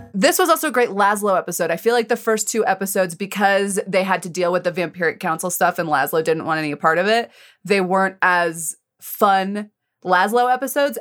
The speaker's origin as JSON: {"language": "English", "region": "Colorado", "country": "United States", "tie": "born or raised there", "said": "I grew up in Colorado"}